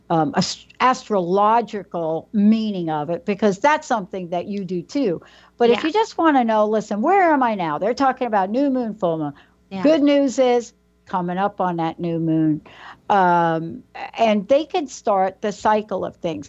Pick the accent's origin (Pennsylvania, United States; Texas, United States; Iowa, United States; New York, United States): New York, United States; New York City; my escape growing up in New York, my escape was to a fire escape, literally